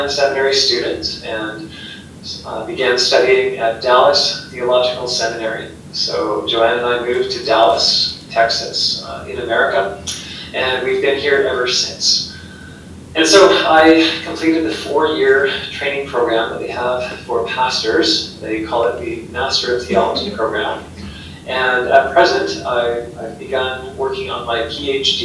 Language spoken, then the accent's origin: English; Canada; moved away as an adult; also born or lived in Abu Dhabi; I grew up in Canada